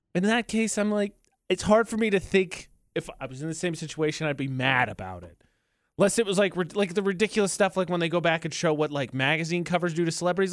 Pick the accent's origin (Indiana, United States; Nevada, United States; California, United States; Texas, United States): Indiana, United States; now in Utah, United States; my home state of Indiana